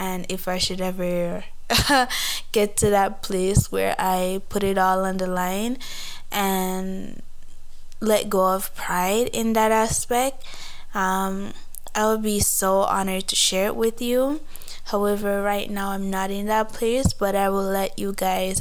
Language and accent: English; Jamaica; moved away as an adult; now in Canada; I am a Jamaican born and raised, but I've been here in Canada for like 3 years